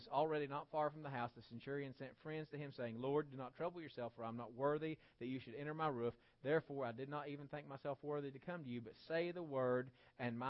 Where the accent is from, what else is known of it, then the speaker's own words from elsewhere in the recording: West Virginia, United States; I'm a West Virginian, and West Virginia is part of the region of Appalachia